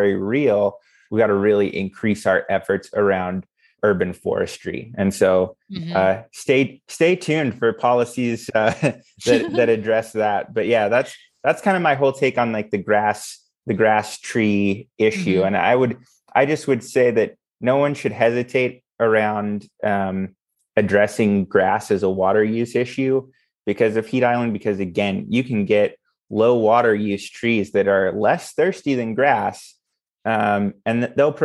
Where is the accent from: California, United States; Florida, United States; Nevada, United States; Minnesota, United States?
Nevada, United States; Las Vegas; I grew up here in Las Vegas and it gets hot in summer